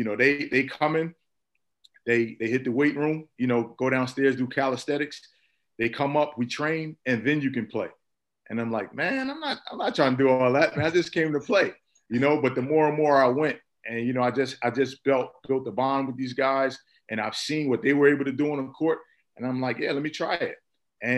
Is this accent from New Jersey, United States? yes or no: yes; Irvington, New Jersey, United States; also born or lived in Newark, New Jersey; I was born in Newark, New Jersey, raised in Irvington, New Jersey, basically Essex County